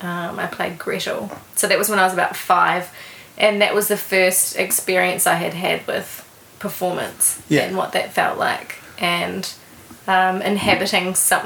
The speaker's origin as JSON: {"language": "English", "town": "Alexandra", "region": "Otago", "country": "New Zealand", "tie": "born or raised there", "said": "I grew up in Alexandra in central Otago."}